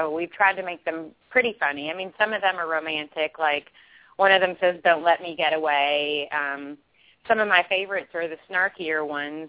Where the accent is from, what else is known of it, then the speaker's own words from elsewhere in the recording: Kentucky, United States; I'm from Kentucky.